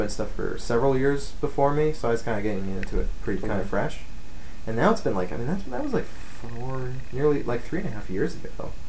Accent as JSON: {"language": "English", "region": "Idaho", "country": "United States", "tie": "born or raised there", "also_born_or_lived": "Southern California", "lives_now": "Spokane, United States", "said": "No. I was born in Southern California. I grew up partially in North Idaho and around in North Idaho. And then, yeah, it's like every 2 years I seem to move."}